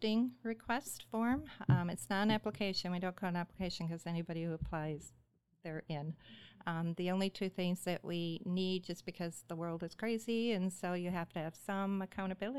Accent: Midwest, United States; born and raised in the Midwest

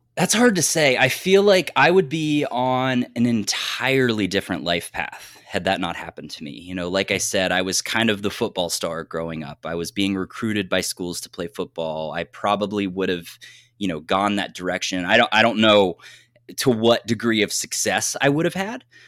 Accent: southeastern Ohio, United States; now in Michigan, United States; I am from Ohio. I'm from a very, very rural area in Ohio. I grew up like 10 minutes across the border of West Virginia. So, like southeastern Ohio

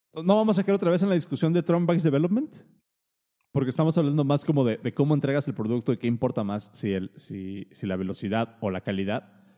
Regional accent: Mexico; Uno como mexicano

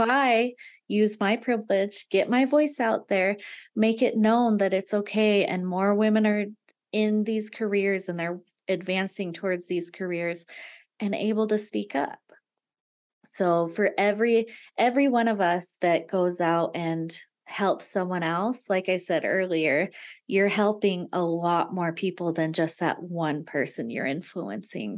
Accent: Nevada, United States; i had always grown up in little tiny towns in nevada

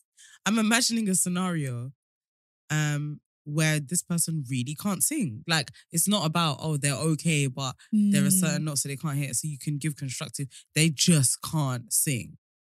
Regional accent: England, United Kingdom; but I live in Europe, but I'm not going to say which country in case you can clock that I'm from England.

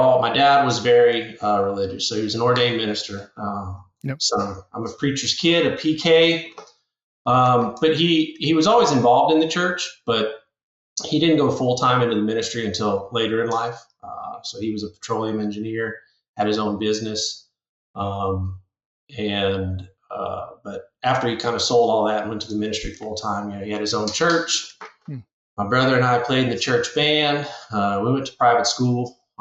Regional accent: Sunset, Louisiana, United States; moved away as an adult; also born or lived in Colorado; now in Lafayette, United States; born and raised South Louisiana, little town called Sunset.

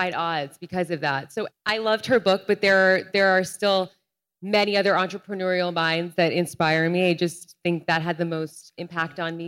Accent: Rhode Island, United States; I'm from Rhode Island. The street my parents live on is literally called Olivia Culpo Way

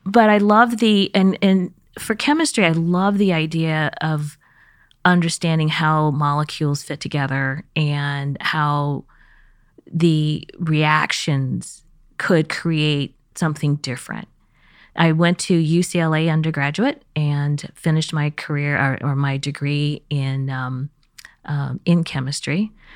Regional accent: Kansas City, Missouri, United States; born or raised there; first language Chinese; English is a second language; moved away; also born or lived in Beijing, China / California / East Coast

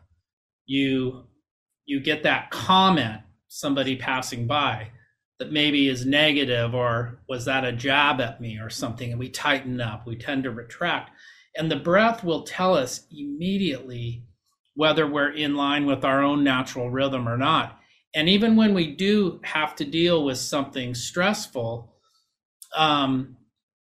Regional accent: Huntington Beach, California, United States; I grew up in Huntington Beach.

